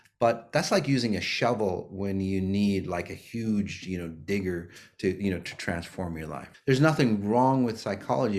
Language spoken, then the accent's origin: English; Minnesota, United States; here in the US, here in Minnesota, my hometown